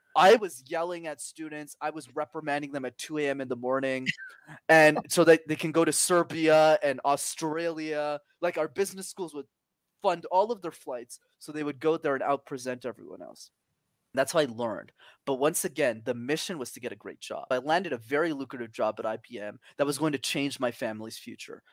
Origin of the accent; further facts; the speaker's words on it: Montreal, Quebec, Canada; I was born and raised in Montreal, but I did not know French.